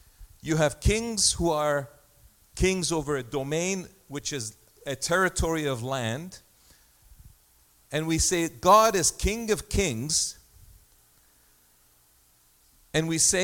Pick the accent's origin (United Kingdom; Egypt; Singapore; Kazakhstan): Egypt; now in Canada; My passport says place of birth, Egypt.